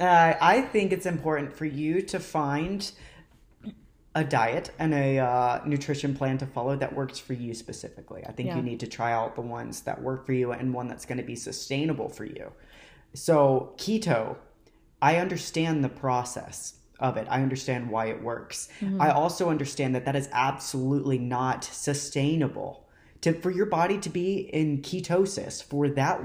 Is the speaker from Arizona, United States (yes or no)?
no; Arkansas, United States; I'm from Arkansas.